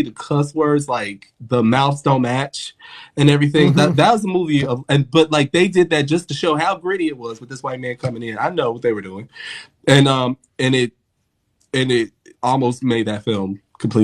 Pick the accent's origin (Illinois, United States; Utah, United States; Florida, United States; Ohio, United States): Illinois, United States; Chicago; I'm from Chicago.